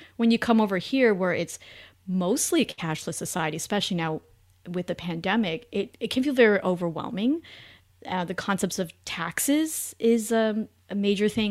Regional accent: Canada; moved away as an adult; now in United States; I'm originally Canadian, met my husband in the U S

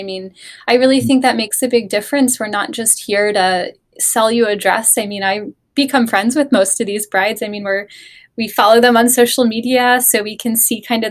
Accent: Laurel, Maryland, United States; moved away as an adult; I'm from Maryland originally.

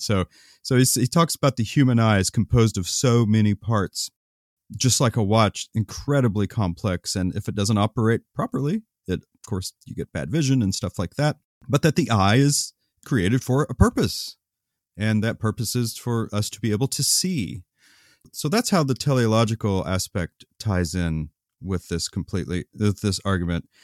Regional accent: Oklahoma, United States; when I was growing up in Oklahoma

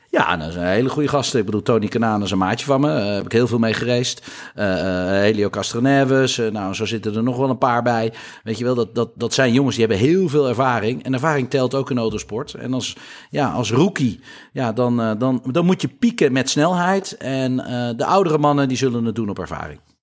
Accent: Netherlands; wij als Nederlanders

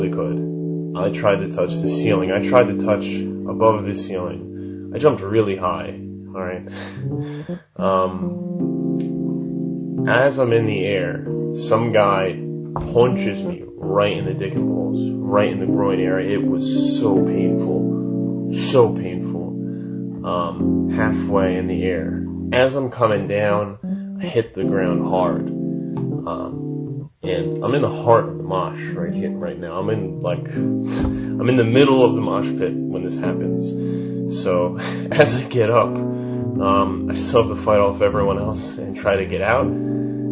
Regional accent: Philadelphia, Pennsylvania, United States; I'm from Philly

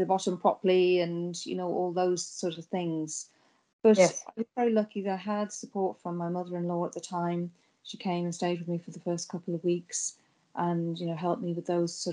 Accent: United Kingdom; moved away as an adult; now in Ireland; So I'm from Britain originally, from the UK, and I was born with a visual impairment

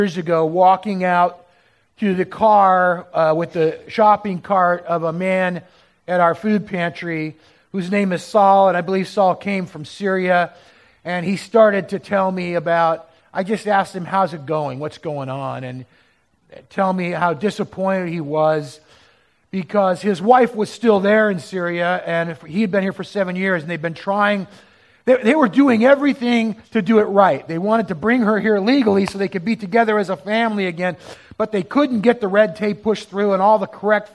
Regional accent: Southern California, United States; moved away as an adult; now in Portland, United States; growing up in Southern California

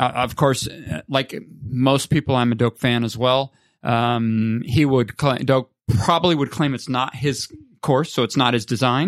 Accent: United States; moved away as an adult; I'm an American, as everybody can tell, but, um, I've been living overseas for thirty years

